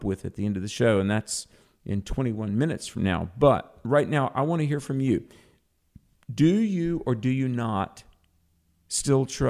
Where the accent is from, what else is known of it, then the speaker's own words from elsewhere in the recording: North Carolina, United States; North Carolina, my home state, North Carolina